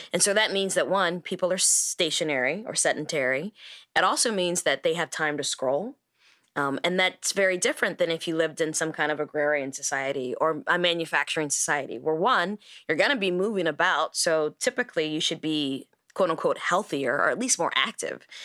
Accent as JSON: {"language": "English", "country": "United States", "said": "as an American"}